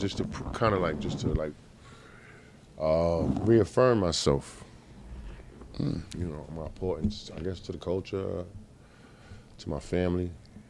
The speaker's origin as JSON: {"language": "English", "town": "New York City", "region": "New York", "country": "United States", "said": "I'm from Queens."}